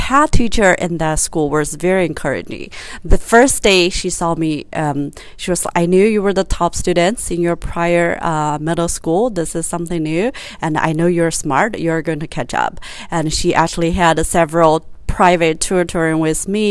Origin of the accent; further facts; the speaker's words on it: China; I grew up in China